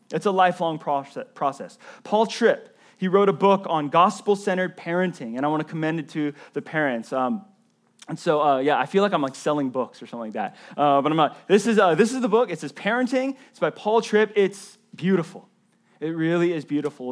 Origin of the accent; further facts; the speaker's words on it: the South, United States; When I was a, a, a kid in elementary school growing up in the South